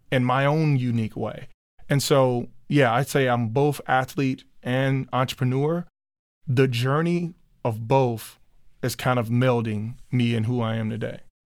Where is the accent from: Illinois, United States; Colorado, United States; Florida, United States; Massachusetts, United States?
Illinois, United States; Chicago; moved away as an adult; now in Minneapolis, United States; Me growing up in Chicago where I grew up